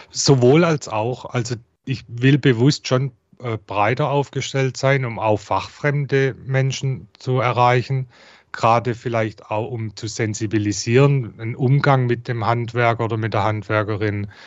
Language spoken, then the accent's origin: German; Heilbronn, Baden-Württemberg, Germany; accent: Swabian; Ich komme aus Heilbronn, wie man unschwer erkennen kann an meinem Dialekt aus dem Schwabenländle.